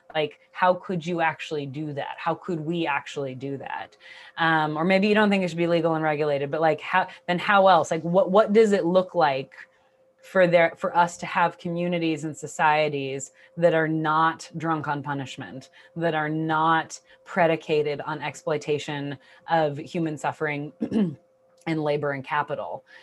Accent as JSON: {"language": "English", "area": "Bay Area", "region": "California", "country": "United States", "tie": "born or raised there", "said": "I grew up in the Bay Area in the nineties"}